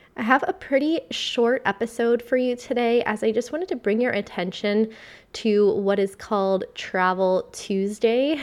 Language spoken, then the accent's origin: English; Vero Beach, Florida, United States; moved away as an adult; also born or lived in United Kingdom / Amsterdam; I've just gotten back to my hometown and my home state of Florida, a town called Vero Beach, Florida